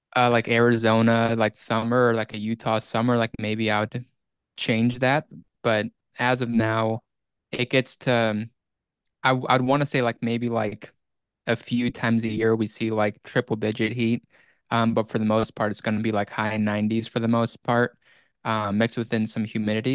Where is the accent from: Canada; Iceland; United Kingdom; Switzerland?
Iceland; moved away; it's been about seventeen years since I lived there